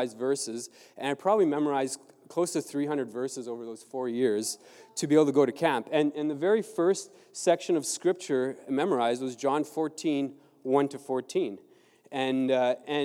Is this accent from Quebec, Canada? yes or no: no; Southern Ontario, Canada; also born or lived in Mexico; I grew up in Southern Ontario